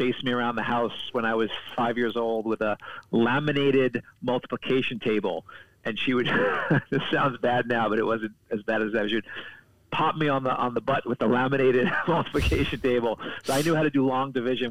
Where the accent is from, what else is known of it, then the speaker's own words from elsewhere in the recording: New York City, New York, United States; I was born and raised in Brooklyn, New York